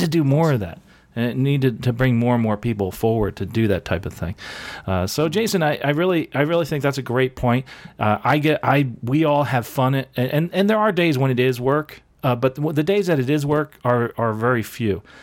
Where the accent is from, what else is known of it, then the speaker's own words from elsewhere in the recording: New Jersey, United States; now in Florida, United States; where I grew up in New Jersey